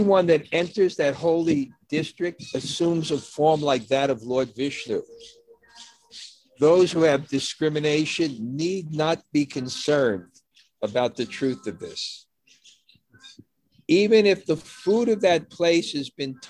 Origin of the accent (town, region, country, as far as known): New York City, New York, United States